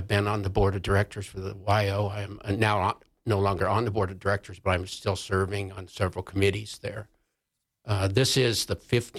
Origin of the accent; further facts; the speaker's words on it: Jackson, Wyoming, United States; in my hometown of Jackson